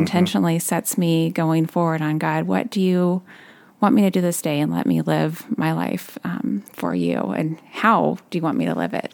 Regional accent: California, United States; moved away as an adult; now in Ludington, United States; I'm originally from California, and that's where I met my husband

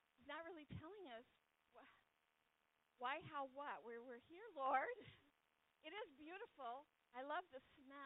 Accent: California, United States; now in New England, United States; I'm from California

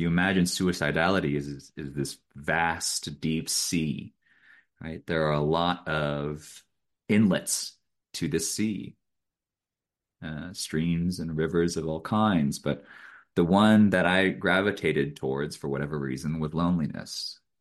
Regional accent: Eugene, Oregon, United States; I grew up in Eugene, Oregon

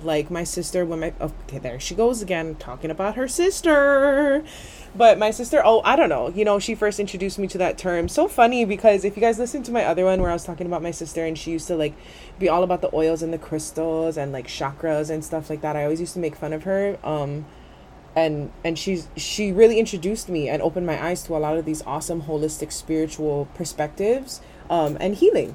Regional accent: Kanaka, Hawaii, United States; we as Kanaka

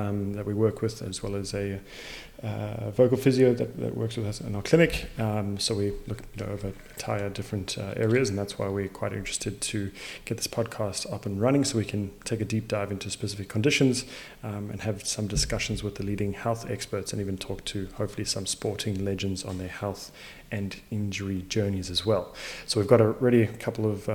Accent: Zimbabwe; also born or lived in South Africa; now in Perth, Australia; I was born in Zimbabwe and raised in Zim as well as in South Africa before coming over to Australia

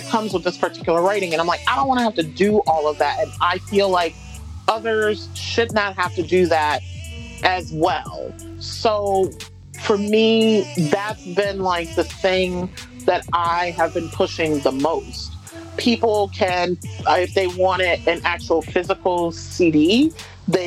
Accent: Detroit, Michigan, United States; moved away as an adult; now in Western Massachusetts, United States; born and raised in Detroit. Even though I haven't lived in Detroit for 12 years

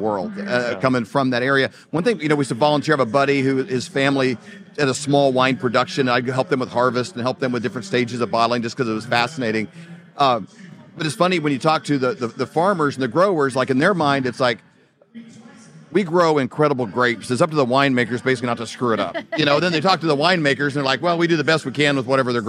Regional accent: Midwest, United States; we grew up in the Midwest, so more just like traditional farming

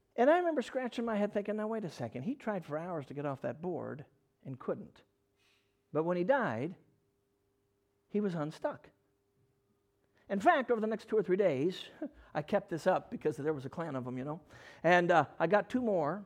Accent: Chicago, Illinois, United States; I'm a Chicago kid. I grew up in Chicago

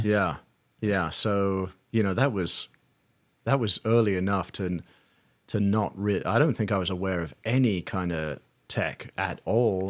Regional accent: London, United Kingdom; moved away as an adult; also born or lived in Saint Louis, Missouri; now in United States; I'm from London, England, moved out to the States in two thousand

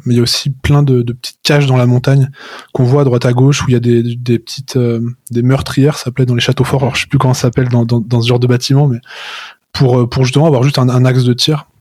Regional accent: Chamonix, Auvergne-Rhône-Alpes, France; je suis né à Chamonix, donc euh, je suis né au pied du Mont Blanc

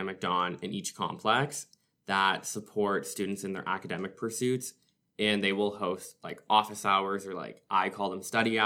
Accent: Orillia, Ontario, Canada; now in North Bay, Canada; I'm from Orillia, so not too far from North Bay.

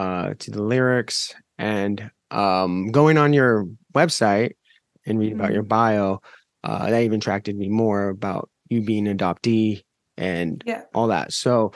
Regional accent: Washington, United States; moved away as an adult; now in Los Angeles, United States; I'm from Washington State. I lived in Washington. I grew up there and for most of my young life, and then been in Los Angeles for most of my adult life.

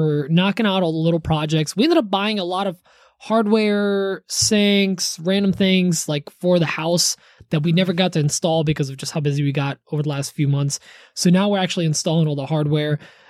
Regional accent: Poland; I'm from Poland. We just have hot water that we put into it already. Because of the geysers in Poland.

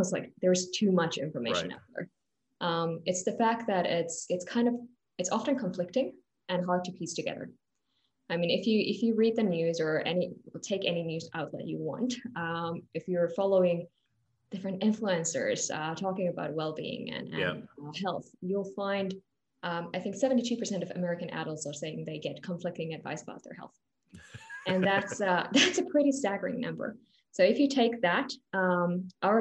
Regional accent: Finland; now in London, United Kingdom; I'm from Finland originally

